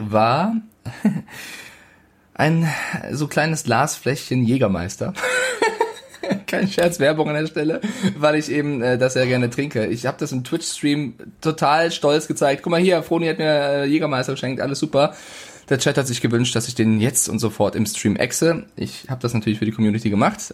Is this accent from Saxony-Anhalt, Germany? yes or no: no; Frankfurt, Hesse, Germany; now in Munich, Germany; Also ich bin Frankfurter, deswegen München, äh, das nehme ich mir nicht an. Ich komme aus Frankfurt und bin stolz drauf